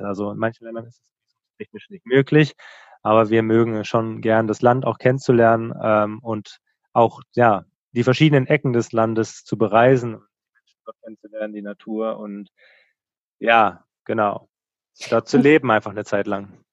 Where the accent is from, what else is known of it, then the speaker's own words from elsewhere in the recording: Lörrach, Baden-Württemberg, Germany; der Ort heißt Lörrach, wo wir ursprünglich herkommen